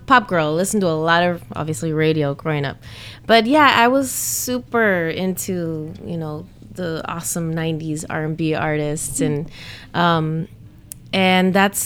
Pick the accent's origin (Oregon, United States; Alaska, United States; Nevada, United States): Oregon, United States; Portland; I grew up in Portland, Oregon in the Pacific Northwest